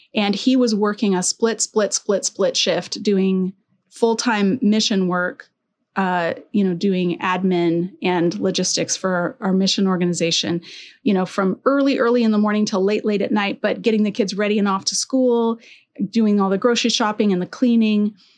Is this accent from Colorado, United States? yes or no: yes; Colorado, United States; also born or lived in Alberta; now in Southern California, United States; I'm from Colorado